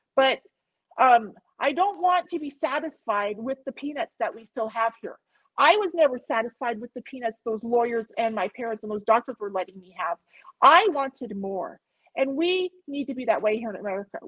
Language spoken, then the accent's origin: English; Montana, United States; I'm from Montana.